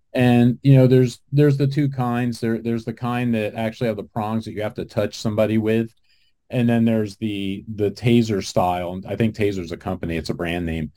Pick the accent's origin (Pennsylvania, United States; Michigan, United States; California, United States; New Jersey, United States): New Jersey, United States; moved away; I grew up in New Jersey, so I was just back there a couple of weeks ago visiting my mom.